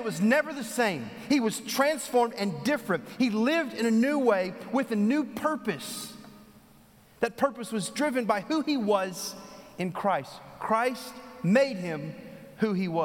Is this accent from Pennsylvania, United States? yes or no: no; Texas, United States; now in North Carolina, United States; I'm from Texas